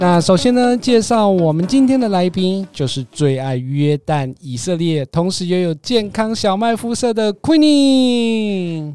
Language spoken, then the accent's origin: Chinese; Taiwan; 我们台湾人